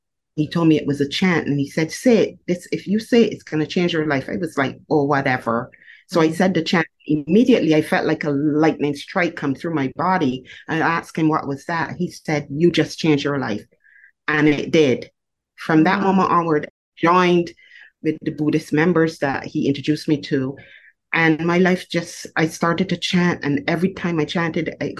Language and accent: English; Barbados; I was born in Barbados, and I was raised in a domestic violence family